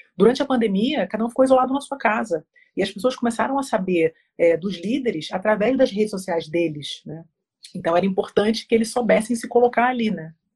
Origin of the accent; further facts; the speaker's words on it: Rio de Janeiro, Brazil; now in Curitiba, Brazil; eu sou carioca, mas eu moro em Curitiba há 16 anos